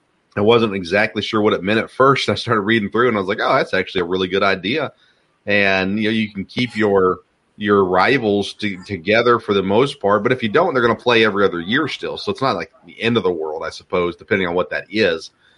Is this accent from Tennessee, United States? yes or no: yes; Tennessee, United States; I heard about girls' basketball and football growing up in Tennessee